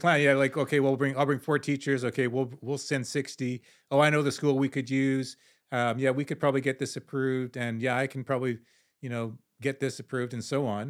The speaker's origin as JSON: {"language": "English", "country": "Canada", "said": "I'm, I'm Canadian"}